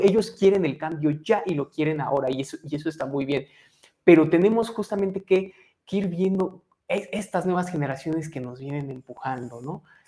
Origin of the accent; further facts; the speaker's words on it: Mexico; qué nos identifica como mexicanos